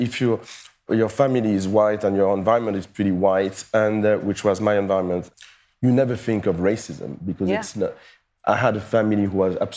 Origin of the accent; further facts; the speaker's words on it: Paris, Île-de-France, France; I was born and raised in Paris